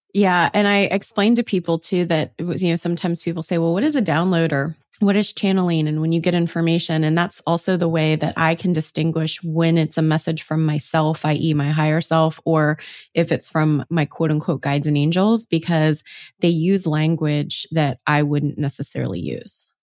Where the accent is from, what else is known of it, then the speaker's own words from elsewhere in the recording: Ohio, United States; moved away; I'm from Ohio, and I recently moved back